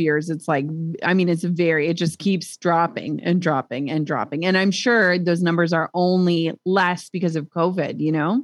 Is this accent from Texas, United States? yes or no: no; Minnesota, United States; we're from Minnesota